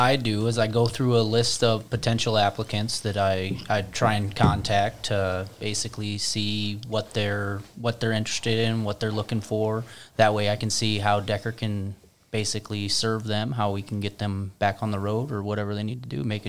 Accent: Fort Dodge, Iowa, United States; moved away as an adult; also born or lived in Kansas; I come from here in Fort Dodge, actually.

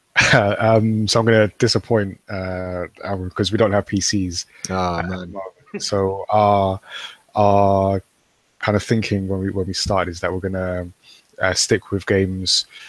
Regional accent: United Kingdom; I'm British. We're British, and we make manga.

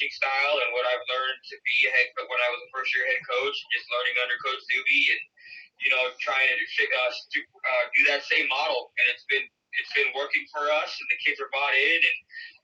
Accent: West Valley, Arizona, United States; I grew up in the West Valley. I grew up not too far from Cactus

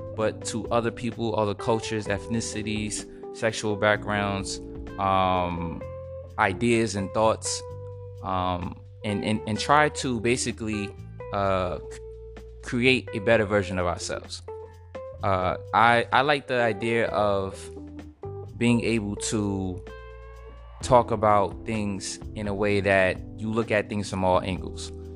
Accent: Edison, New Jersey, United States; also born or lived in Brooklyn, New York; I was born in Brooklyn, New York, raised in Edison, New Jersey

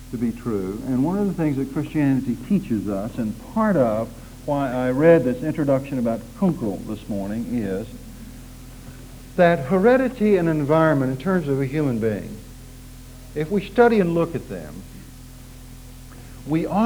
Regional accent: Oklahoma, United States; accent: Oklahoma; It's taken me 20 years to try to get my Oklahoma accent out, and it creeps in at the most surprising times.

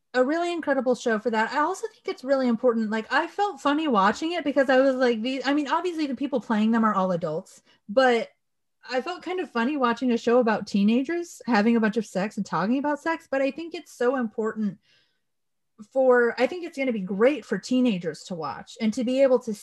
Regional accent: Southern California, United States; I grew up in Southern California, where we have a very large Mexican population

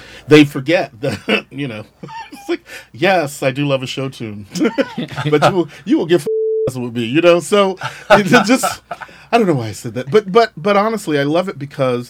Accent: Galveston, Texas, United States; moved away as an adult; also born or lived in Brooklyn / Austin; now in New York, United States; I grew up in Texas, actually.

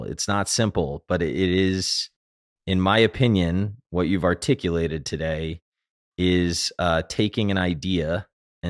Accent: South Florida, United States; I grew up in South Florida

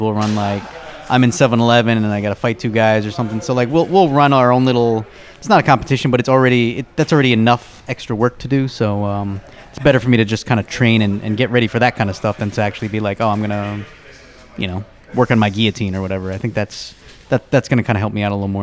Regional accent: New York, United States; moved away; I'm originally from New York

